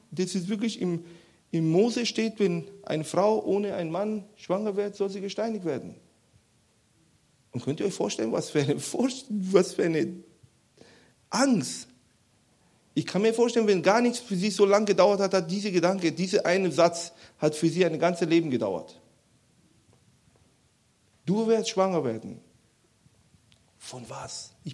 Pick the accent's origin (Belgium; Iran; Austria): Iran; Weil ich komme ja aus dem Iran, das ist ja sehr üb üblich, dass man äh, Leuten aufhängt in, in Plätzen und so